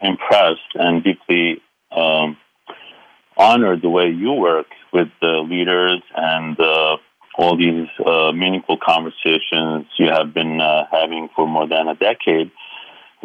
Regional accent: Aleppo, Aleppo Governorate, Syria; moved away; I call myself a simple boy from Aleppo because I was born in Aleppo, Syria.

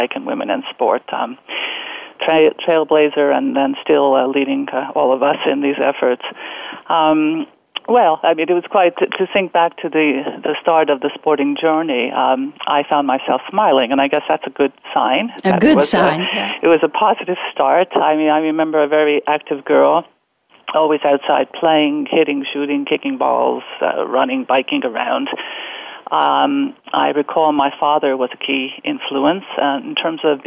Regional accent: New Jersey, United States; Growing up on East Coast, New Jersey

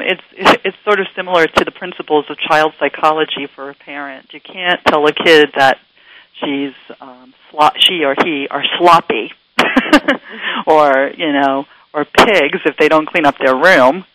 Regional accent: New York City, New York, United States; moved away; I grew up in New York City, Queens, New York

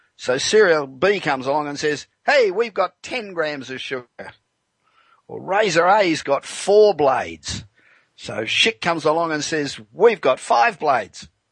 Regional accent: Los Angeles, California, United States; Broadcasting tonight from my hometown of Los Angeles

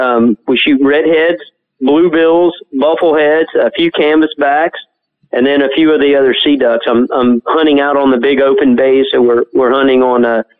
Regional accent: Biloxi, Mississippi, United States; now in Panama City, United States; that's correct.

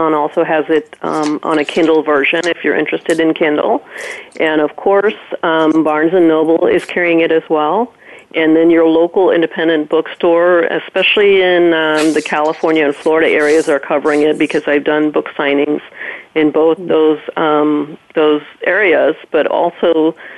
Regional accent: Jamaica; moved away; growing up in Jamaica, just, you know, it's an absolutely beautiful island, and I loved it.

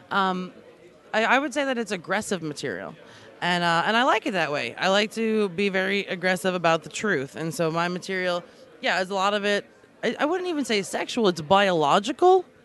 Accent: Long Island, New York, United States; also born or lived in Alaska; I'm from New York, or originally I'm from Long Island, and then I moved to Alaska because I didn't really like living in New York.

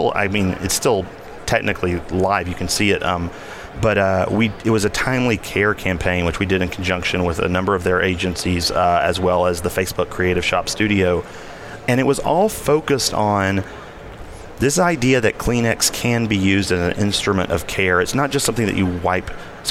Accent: the South, United States; I don't know if you can hear that I'm from the South, and like mm-hmm. I can turn it on if I need to.

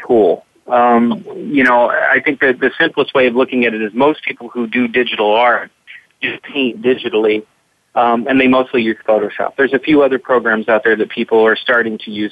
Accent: Kentucky, United States; growing up in Kentucky

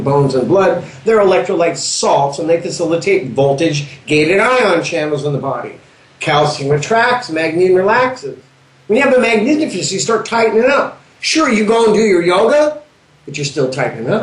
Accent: Southern California, United States; we're from SoCal

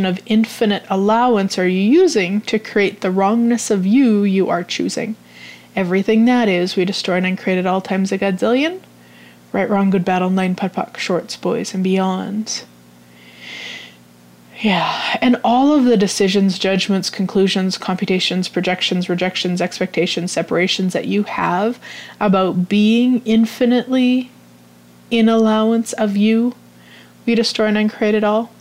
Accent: Canada; I'm Canadian

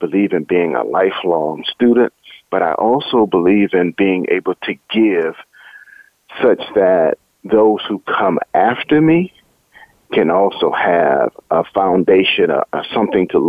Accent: Wilmington, North Carolina, United States; also born or lived in Durham, North Carolina / Atlanta, Georgia / Los Angeles, California; growing up in Wilmington, it was always instilled in me the importance of education

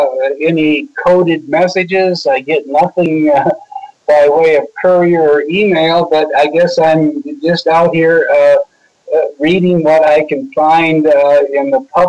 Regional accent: Washington, District of Columbia, United States; When I was growing up in Washington, you know, I worked on Capitol Hill in the early 70s, and then I was a congressman in 76.

